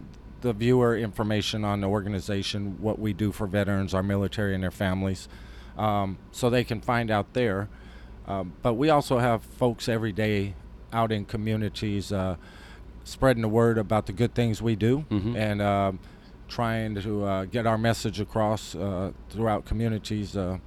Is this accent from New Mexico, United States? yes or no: yes; New Mexico, United States; I'm from New Mexico.